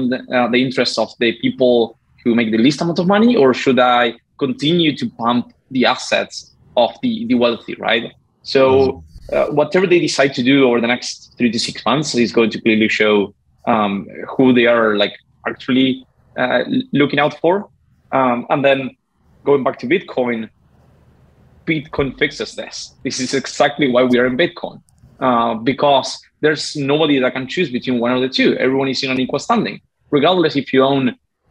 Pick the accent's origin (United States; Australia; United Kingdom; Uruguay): Uruguay; I'm from Uruguay.